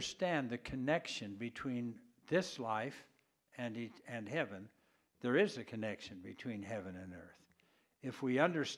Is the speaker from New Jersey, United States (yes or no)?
no; Idaho Falls, Idaho, United States; moved away; I grew up in Idaho Falls